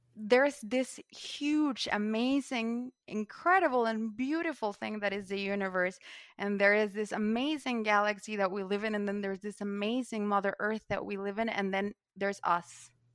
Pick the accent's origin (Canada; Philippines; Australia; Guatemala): Guatemala; I'm from Guatemala, and I come from a legacy